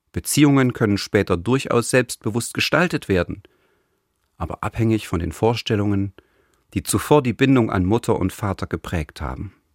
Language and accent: German; East Germany, Germany; als Jugendlicher in der DDR